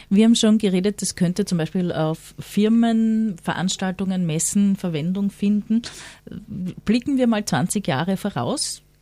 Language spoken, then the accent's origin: German; South Tyrol, Italy; Ich bin aus Südtirol.